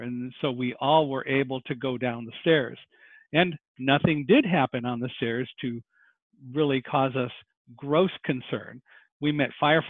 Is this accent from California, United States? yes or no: yes; Palmdale, California, United States; I grew up in Palmdale, California